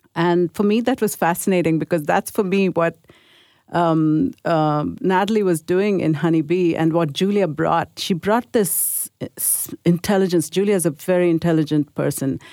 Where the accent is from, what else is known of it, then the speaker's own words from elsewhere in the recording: India; I grew up in India in a Catholic school